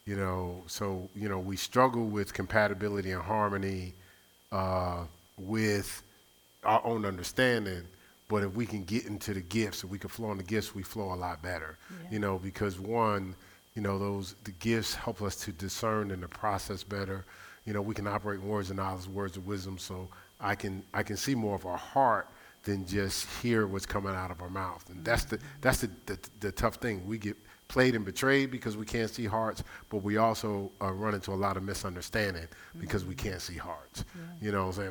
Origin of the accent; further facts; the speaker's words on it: Newark, New Jersey, United States; moved away; I grew up in Newark, New Jersey